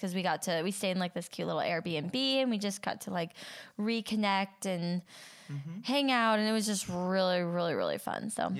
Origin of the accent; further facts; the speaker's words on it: Idaho, United States; moved away as an adult; now in California, United States; come from Idaho